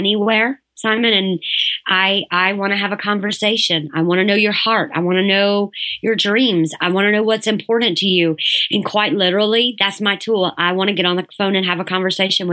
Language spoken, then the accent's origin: English; the South, United States; I'm from the South.